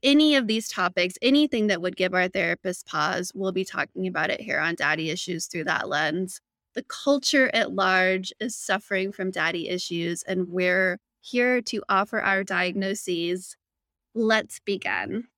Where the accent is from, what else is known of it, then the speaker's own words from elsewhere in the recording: Phoenix, Arizona, United States; I grew up in Phoenix, public high school system